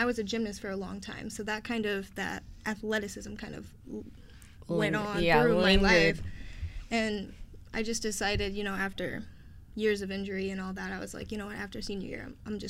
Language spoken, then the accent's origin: English; Valparaiso, Indiana, United States